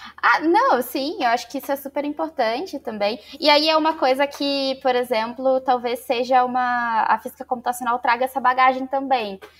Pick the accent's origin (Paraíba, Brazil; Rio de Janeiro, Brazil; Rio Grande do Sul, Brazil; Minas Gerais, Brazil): Rio de Janeiro, Brazil; Barra Mansa; Então eu sou do interior do Rio de Janeiro, de uma cidadezinha chamada Barra Mansa